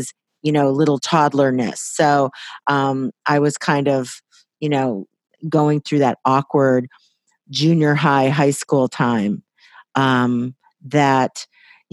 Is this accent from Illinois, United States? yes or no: yes; Waukegan, Illinois, United States; also born or lived in Los Angeles, United States; now in Napa Valley, United States; grew up in Waukegan, Illinois, right in the heartland of America